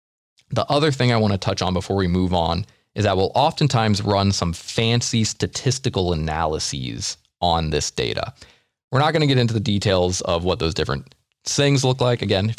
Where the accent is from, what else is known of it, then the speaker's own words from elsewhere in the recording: United States; we're American.